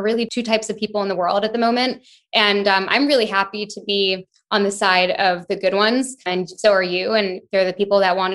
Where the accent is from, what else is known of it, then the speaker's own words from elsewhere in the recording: Canada; moved away as an adult; also born or lived in London, United Kingdom; now in Bahamas; I'm Canadian, but I was in London for 5 years before I moved to the Bahamas last year with my boyfriend